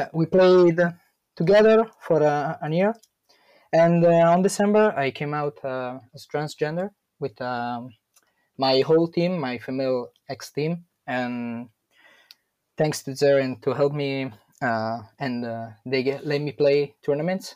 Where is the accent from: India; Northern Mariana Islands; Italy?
Italy; I'm from Italy